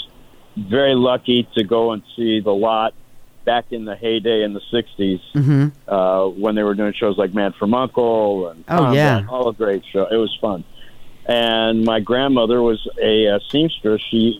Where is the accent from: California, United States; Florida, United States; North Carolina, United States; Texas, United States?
California, United States; Los Angeles; Believe it or not, I am a native Angeleno.